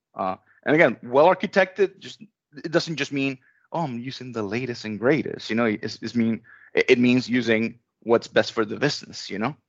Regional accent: Venezuela; moved away as an adult; I was born in Venezuela.

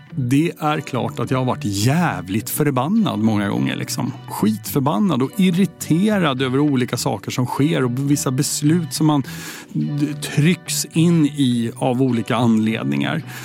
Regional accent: Södertälje, Stockholm County, Sweden; vi är uppvuxna i Södertälje ihop.

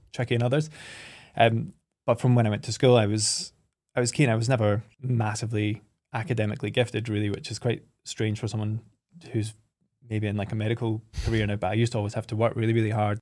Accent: Oban, Scotland, United Kingdom; from three, four years old, we kind of, my parents moved us up to Oban

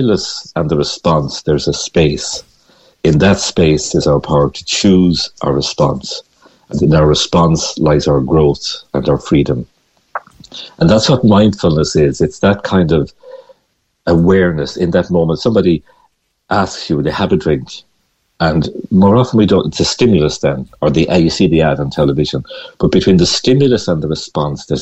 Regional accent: Galway, Connacht, Ireland; moved away; I'm from Galway originally

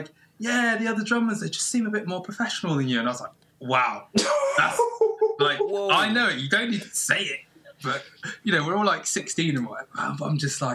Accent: Plymouth, South West England, United Kingdom; I grew up in Plymouth

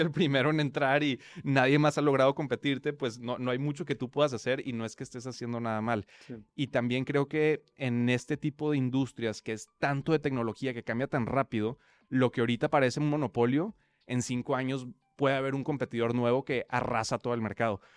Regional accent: Monterrey, Nuevo León, Mexico; accent: regio; moved away as an adult; also born or lived in Mexico City / United States / Europe; creo que tampoco el acento se pegó ni nada, entonces seguimos siendo regios por ahora

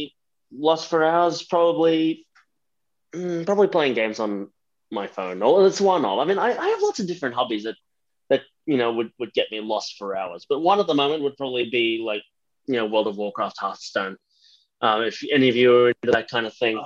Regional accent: Philippines; moved away; I'm originally from the Philippines

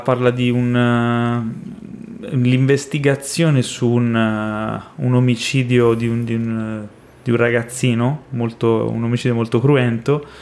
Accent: Florence, Tuscany, Italy; moved away; io eh, sono cresciuto a Firenze

